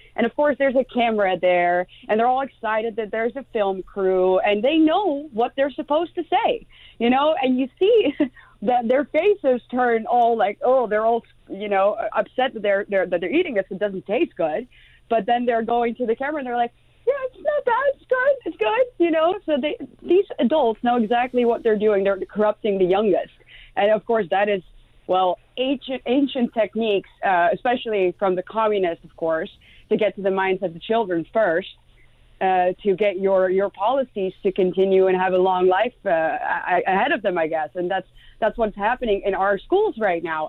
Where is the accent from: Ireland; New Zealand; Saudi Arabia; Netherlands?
Netherlands; first language Dutch; English is a second language; the Netherlands, my home country